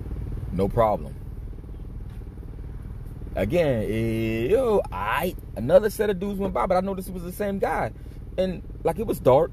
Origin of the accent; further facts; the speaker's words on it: Miami, Florida, United States; also born or lived in New York; I'm from Miami, and the only time I've been away from Miami is when I was stationed in New York. I've always lived in Florida